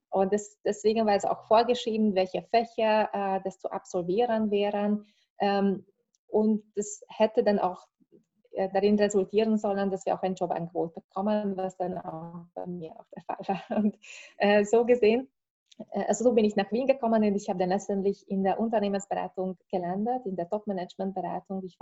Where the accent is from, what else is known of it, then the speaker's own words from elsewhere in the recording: Hungary; moved away as an adult; Ich bin äh, aus Ungarn. Also ich habe dort äh, Volkswirtschaft, Volkswirtschaft studiert ursprünglich